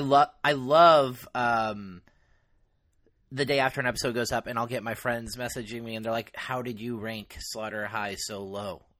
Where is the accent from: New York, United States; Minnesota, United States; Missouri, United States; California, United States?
California, United States; Mendocino County; Mendocino, which is the county of my hometown